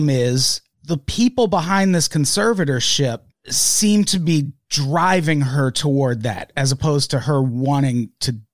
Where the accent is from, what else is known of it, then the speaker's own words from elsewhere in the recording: Midwest, United States; I'm from the Midwest.